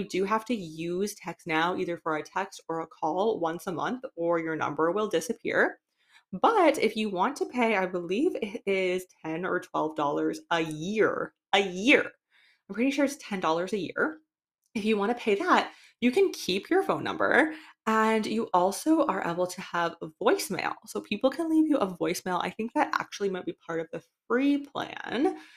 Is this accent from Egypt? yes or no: no; Canada; moved away; I am from Canada